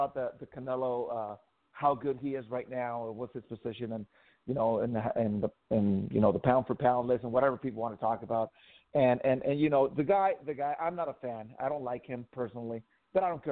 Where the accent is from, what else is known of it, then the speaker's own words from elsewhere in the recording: Tijuana, Baja California, Mexico; I grew up in Tijuana. Mexican, born in Mexico